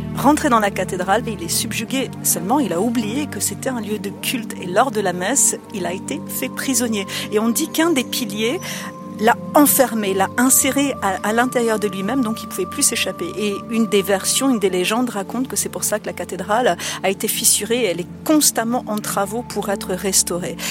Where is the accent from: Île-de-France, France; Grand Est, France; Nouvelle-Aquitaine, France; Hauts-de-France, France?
Grand Est, France; Strasbourg; Je suis née à Strasbourg et ça fait plus de 22 ans, 23 ans que je suis guide à Strasbourg